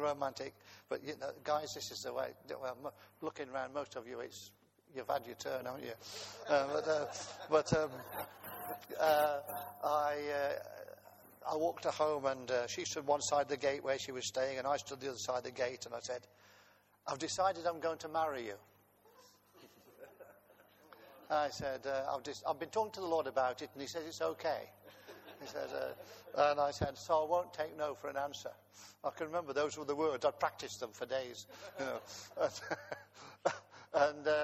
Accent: Coventry, West Midlands, United Kingdom; I was born in Coventry while the German bombs were falling on the city

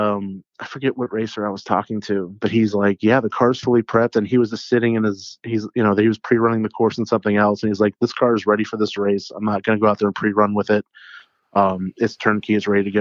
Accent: Ohio, United States; also born or lived in Alliance, Nebraska / Boston, Massachusetts; the town that I grew up here in Ohio

